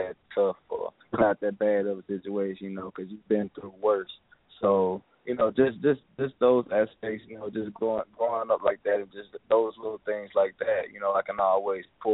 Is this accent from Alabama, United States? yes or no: yes; Mobile, Alabama, United States; growing up in Mobile, Alabama